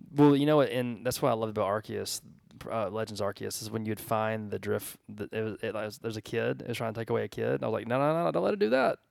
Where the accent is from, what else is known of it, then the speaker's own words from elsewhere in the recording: Georgia, United States; I'm from Georgia